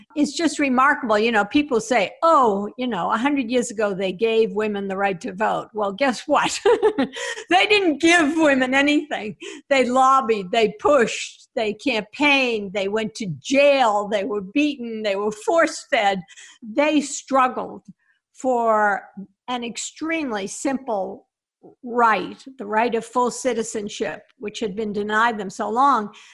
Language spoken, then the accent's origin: English; Boston, Massachusetts, United States; Boston's my hometown